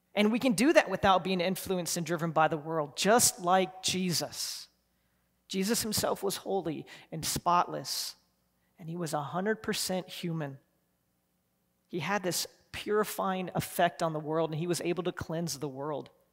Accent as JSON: {"language": "English", "town": "Columbus", "country": "United States", "tie": "born or raised there", "said": "I grew up in Columbus"}